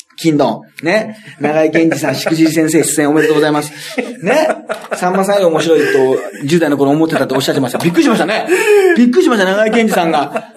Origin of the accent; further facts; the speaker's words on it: Toyooka, Hyogo, Japan; 豊岡市出身、うちの地元の。